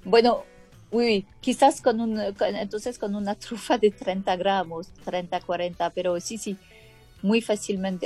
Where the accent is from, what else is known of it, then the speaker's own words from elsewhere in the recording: France; Spanish is a second language; moved away; soy francesa